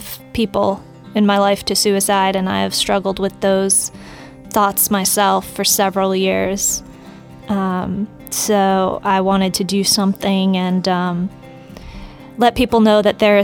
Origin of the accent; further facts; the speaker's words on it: Lighthouse Point, Florida, United States; moved away as an adult; now in Nashville, United States; I was raised in good old Lighthouse Point, Florida. So, Florida girl at heart. And getting used to the cold weather up in Nashville.